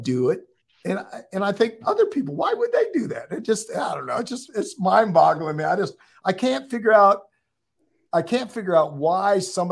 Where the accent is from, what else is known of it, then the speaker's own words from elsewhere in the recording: West Coast, United States; I grew up in the West Coast